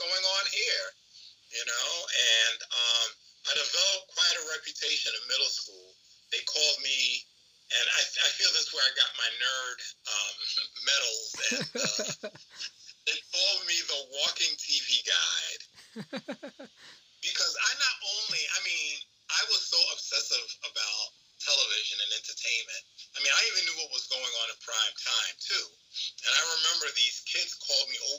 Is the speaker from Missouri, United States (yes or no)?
no; New York, United States; growing up in New York